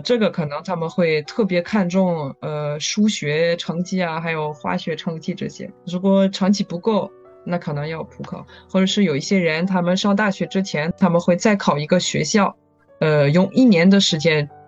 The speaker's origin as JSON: {"language": "Chinese", "region": "western France", "country": "France", "tie": "born or raised there", "second_language": "Chinese", "moved": "as an adult", "lives_now": "Shanghai, China", "said": "我家乡是在法国西部"}